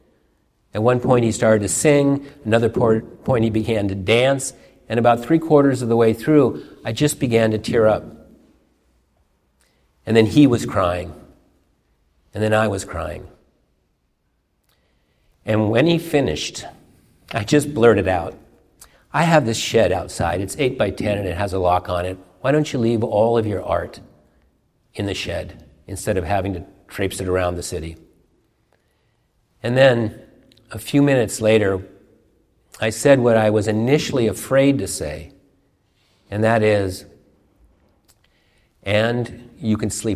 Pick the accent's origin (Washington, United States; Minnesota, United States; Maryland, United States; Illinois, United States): Washington, United States; Seattle; I grew up on Queen Anne and worked downtown Seattle